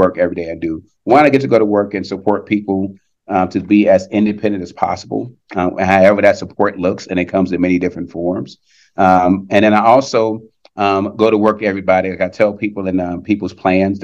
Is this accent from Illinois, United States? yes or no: yes; Chicago, Illinois, United States; moved away as an adult; now in Missouri, United States; I worked in the field here in Missouri, but also in Illinois, because I'm from Chicago